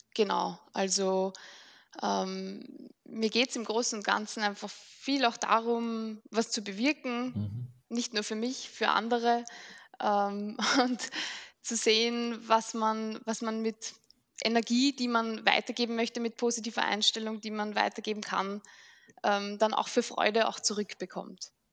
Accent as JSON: {"language": "German", "town": "Mödling", "region": "Lower Austria", "country": "Austria", "said": "Ich komme aus Mödling."}